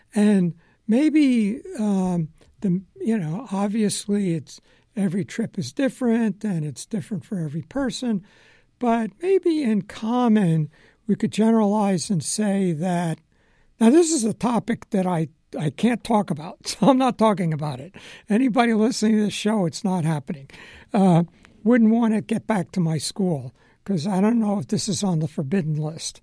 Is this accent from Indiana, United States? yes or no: no; Long Island, New York, United States; moved away as an adult; also born or lived in Philadelphia; I grew up on Long Island, spent time in New York City, and I go to school in Philadelphia.